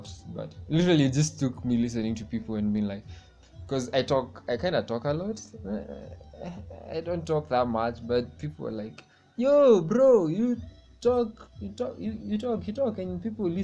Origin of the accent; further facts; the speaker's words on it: Kenya; I'm from Kenya